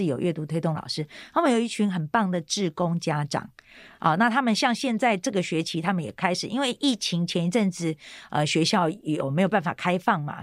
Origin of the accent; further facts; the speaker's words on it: Taiwan; 我是单亲家庭，那我是在眷村长大的